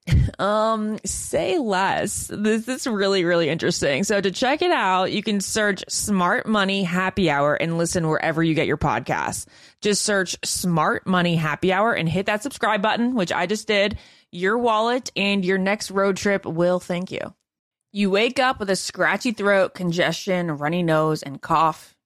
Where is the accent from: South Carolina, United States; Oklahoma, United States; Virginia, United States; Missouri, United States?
Virginia, United States; Northern; That's my home state as well.